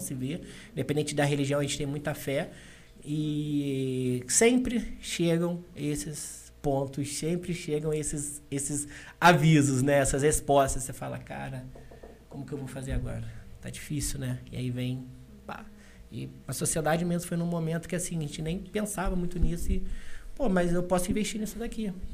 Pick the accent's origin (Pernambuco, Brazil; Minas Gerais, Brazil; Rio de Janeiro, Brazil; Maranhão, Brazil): Rio de Janeiro, Brazil; Valença; eu sou de Valença. Eu sou ali do interior, jogava bola descalço na rua